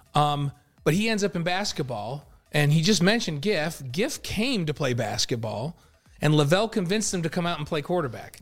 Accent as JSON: {"language": "English", "region": "New York", "country": "United States", "tie": "born or raised there", "moved": "yes", "said": "I grew up in New York"}